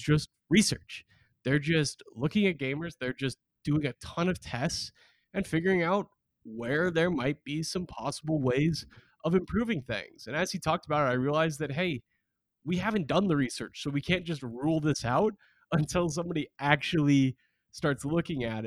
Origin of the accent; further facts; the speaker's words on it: Beaverton, Oregon, United States; my hometown. Shout out to Beaverton, Oregon